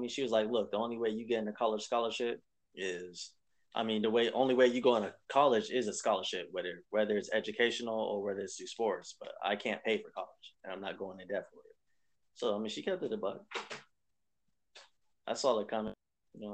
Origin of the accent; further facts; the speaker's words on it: Las Vegas, Nevada, United States; I was born in Las Vegas, Nevada